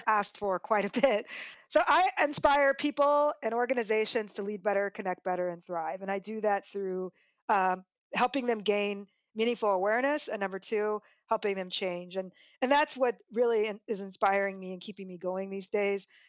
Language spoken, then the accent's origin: English; Des Moines, Iowa, United States; I'm from Des Moines, Iowa